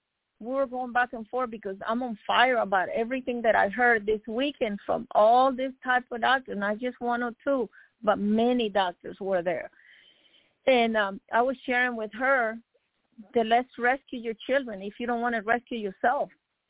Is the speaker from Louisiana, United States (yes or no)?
no; Miami, Florida, United States; This is one of my childhood friends I grew up with in Miami.